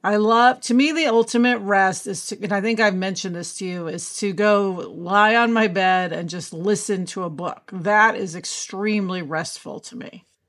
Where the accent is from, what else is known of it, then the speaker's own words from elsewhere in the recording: Kansas City, Missouri, United States; moved away as an adult; now in Los Angeles, United States; usually is in L A, but today, home in Kansas City